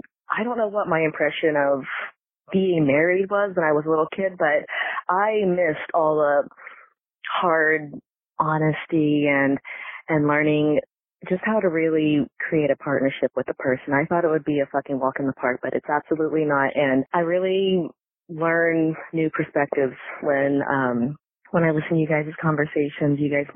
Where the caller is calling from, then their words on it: Kansas, United States; moved away; I'm calling from Kansas. Not my hometown, but I live here.